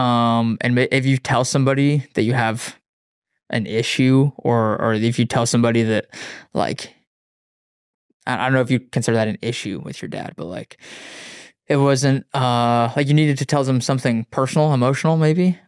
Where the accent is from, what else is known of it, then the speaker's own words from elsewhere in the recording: Wyoming, United States; now in Austin, United States; I grew up in Wyoming, um, grew up in the mountains.